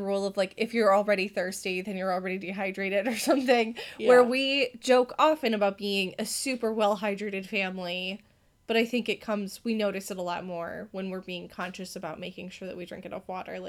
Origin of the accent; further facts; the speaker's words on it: Wisconsin, United States; we are from Wisconsin